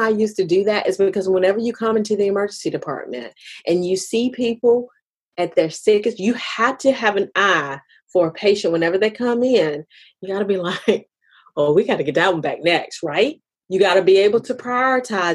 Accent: United States; I'm African American

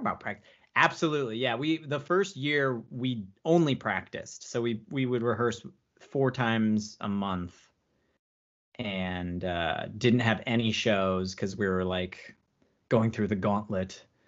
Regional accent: Phoenix, Arizona, United States; now in Los Angeles, United States; I'm originally from Phoenix, Arizona.

